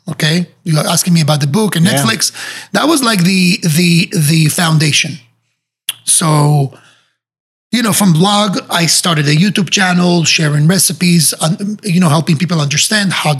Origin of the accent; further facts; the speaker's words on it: Israel; moved away as an adult; now in Miami, United States; I was growing up in Israel